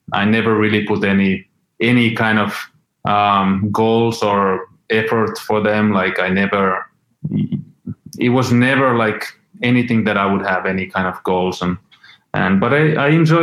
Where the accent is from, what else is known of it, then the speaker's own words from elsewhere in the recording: Finland; I was born in Finland. I grew up there.